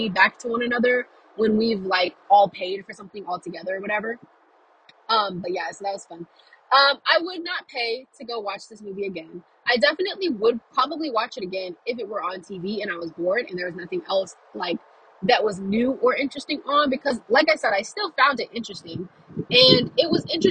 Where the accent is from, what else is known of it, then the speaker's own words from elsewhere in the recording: Louisiana, United States; I'm from Louisiana